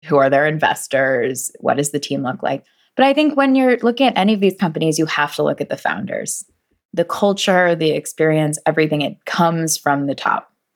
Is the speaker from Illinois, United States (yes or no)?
no; North Carolina, United States; also born or lived in British Columbia; we are from North Carolina